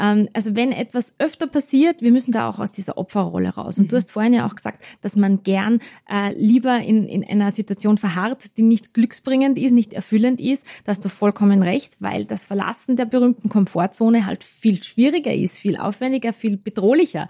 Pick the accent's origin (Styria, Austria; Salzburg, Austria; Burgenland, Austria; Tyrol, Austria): Salzburg, Austria; moved away; also born or lived in Vienna; zuerst in Salzburg in meiner Heimatstadt und dann in Wien